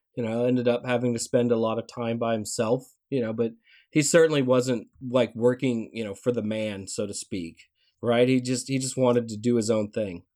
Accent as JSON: {"language": "English", "region": "Tennessee", "country": "United States", "tie": "born or raised there", "moved": "yes", "said": "growing up in Tennessee"}